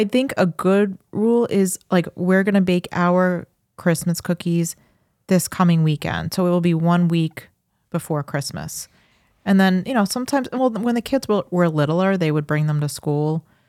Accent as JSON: {"language": "English", "town": "Farmingdale", "region": "New York", "country": "United States", "tie": "born or raised there", "said": "I grew up in Farmingdale. It was a house that was behind the 7-Eleven that was on Route 109, like right near Secatog Avenue."}